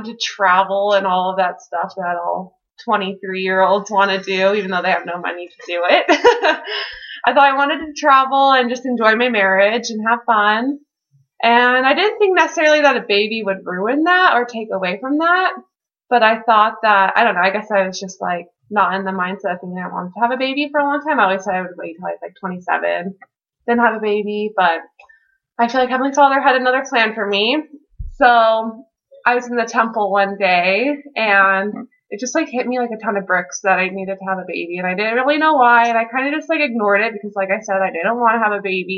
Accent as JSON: {"language": "English", "town": "Henderson", "region": "Nevada", "country": "United States", "said": "I'm from Las Vegas, or Henderson, which is like right outside of Las Vegas"}